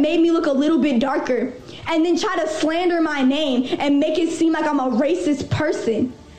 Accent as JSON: {"language": "English", "region": "Florida", "country": "United States", "tie": "born or raised there", "said": "I was fucking 13. Where I grew up in Florida, I ain't know no better."}